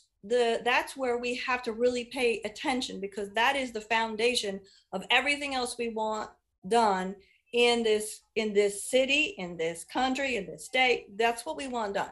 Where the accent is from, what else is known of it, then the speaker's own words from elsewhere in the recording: Indianapolis, Indiana, United States; now in Hancock County, United States; I grew up on the Near East Side of Indy in Marion County